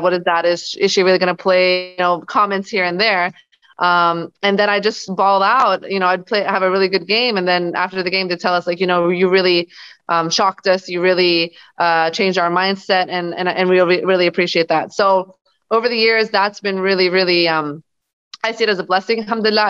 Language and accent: English; Los Angeles, California, United States; also born or lived in Bosnia / Germany / New Orleans; moved to Los Angeles, California when I was six. Uh, mm-hmm. I was raised there with my family